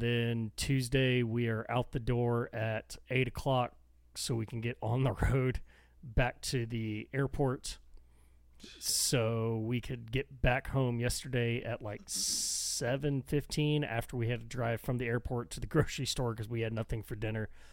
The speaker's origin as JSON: {"language": "English", "region": "Texas", "country": "United States", "accent": "thick Texan", "said": "I get thick and like mumbly Texan"}